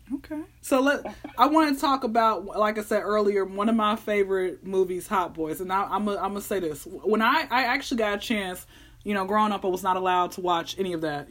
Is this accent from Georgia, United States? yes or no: yes; Atlanta, Georgia, United States; I'm born and raised out here in Atlanta